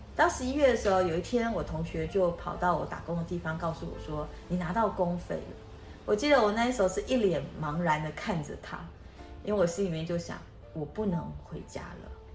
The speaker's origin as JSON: {"language": "Chinese", "country": "Malaysia", "tie": "born or raised there", "moved": "as an adult", "lives_now": "Taiwan", "said": "我出生在马来西亚，我们家非常非常地贫穷。我爸爸一个月的收入大概是台币两千元，那我有哥哥姐姐，我们五个人住在一起"}